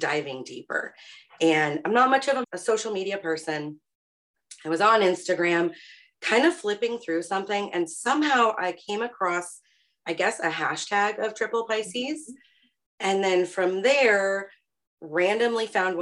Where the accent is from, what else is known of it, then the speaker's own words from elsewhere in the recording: Aurora, Colorado, United States; now in Pittsburgh, United States; I am originally from Aurora, Colorado, born and raised out there, and I currently live in Pittsburgh, Pennsylvania